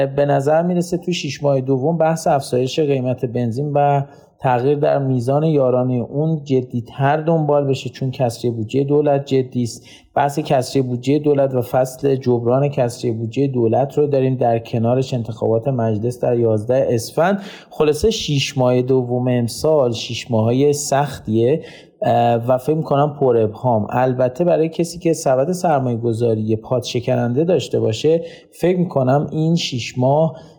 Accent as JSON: {"language": "Persian", "country": "Iran", "said": "ما به عنوان یک ایرانی"}